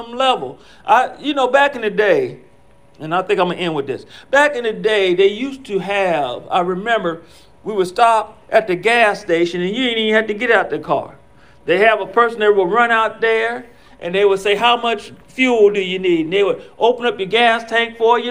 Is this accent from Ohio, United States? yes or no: yes; Ohio, United States; born or raised there